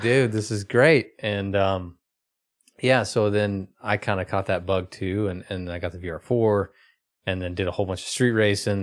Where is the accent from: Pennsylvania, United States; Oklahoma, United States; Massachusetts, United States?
Oklahoma, United States; I grew up in Oklahoma.